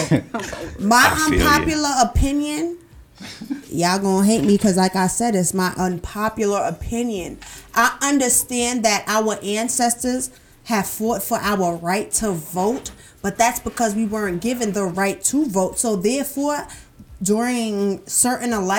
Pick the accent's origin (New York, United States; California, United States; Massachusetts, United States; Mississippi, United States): New York, United States; New York City; accent: New York; I'm from Brooklyn